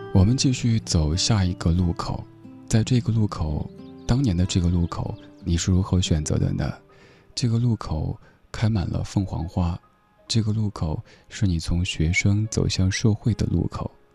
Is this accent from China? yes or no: yes; China; 我们中国人